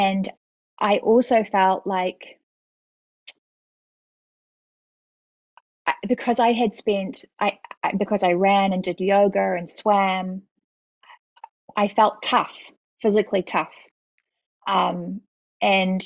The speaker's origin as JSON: {"language": "English", "region": "Auckland", "country": "New Zealand", "tie": "born or raised there", "moved": "yes", "said": "I grew up in New Zealand, and my mother was a family doctor, and my dad taught at the medical school at Auckland University"}